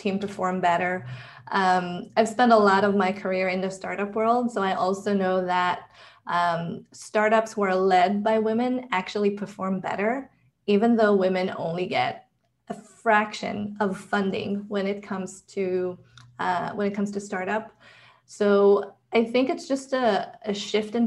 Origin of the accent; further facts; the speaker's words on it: Israel; I was born and raised in Israel